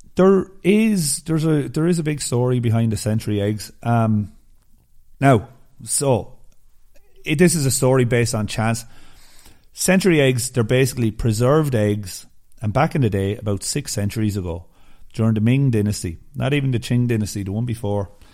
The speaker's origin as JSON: {"language": "English", "country": "Ireland", "said": "I'm Irish"}